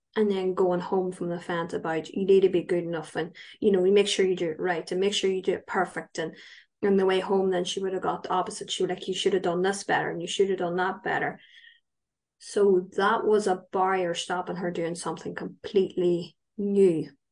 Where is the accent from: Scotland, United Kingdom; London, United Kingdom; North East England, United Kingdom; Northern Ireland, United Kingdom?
Northern Ireland, United Kingdom; County Tyrone; I am from County Tyrone, so I'm up the north.